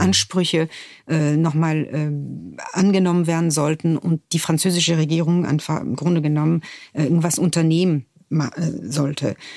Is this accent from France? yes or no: yes; France; German is a second language; moved away as an adult; Ich bin in Frankreich geboren, ich bin Jahrgang 1970 und in einer Gesellschaft geboren